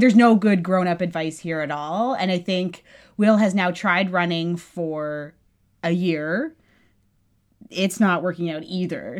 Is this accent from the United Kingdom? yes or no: no; Canada; clearly we're Canadian